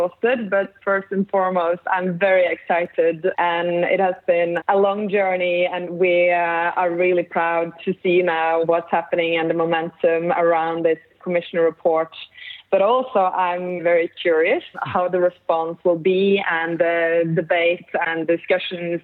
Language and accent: English; Norway; I grew up in the Norwegian countryside on a small farm